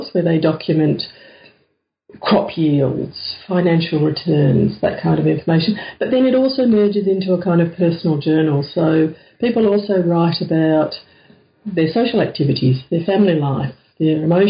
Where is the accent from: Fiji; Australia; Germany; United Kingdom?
Australia; being Australian